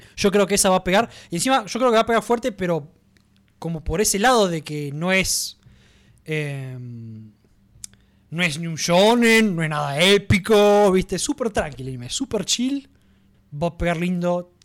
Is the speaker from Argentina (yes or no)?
yes; Argentina; a nosotros directamente, a los argentinos